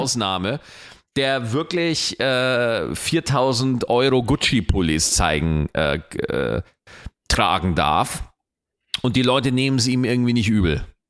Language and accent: German; Germany; bei uns in Deutschland